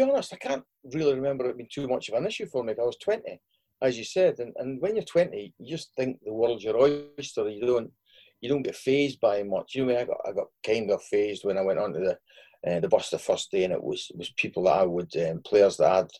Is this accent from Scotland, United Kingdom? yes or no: yes; Stirling, Scotland, United Kingdom; born there; I was born in Stirling because we were living at Oldham at the time